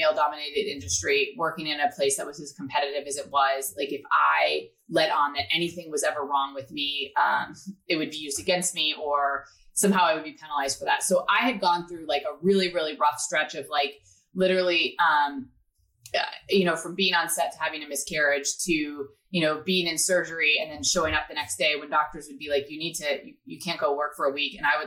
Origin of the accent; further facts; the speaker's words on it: Tampa, Florida, United States; also born or lived in Nashville; I grew up in Tampa.